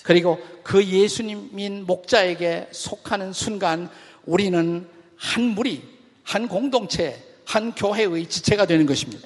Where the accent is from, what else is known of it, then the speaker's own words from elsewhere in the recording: South Korea; 우리 한국인 그리스도인들이